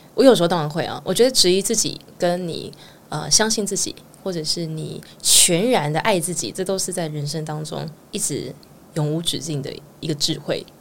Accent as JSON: {"language": "Chinese", "region": "Keelung", "country": "Taiwan", "moved": "as an adult", "lives_now": "Taipei, Taiwan", "said": "我是基隆人"}